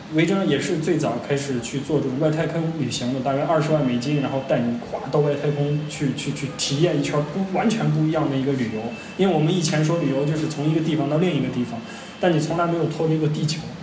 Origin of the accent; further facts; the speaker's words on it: Xi'an, Shaanxi, China; 他也和我一样是一个土生土长的西安人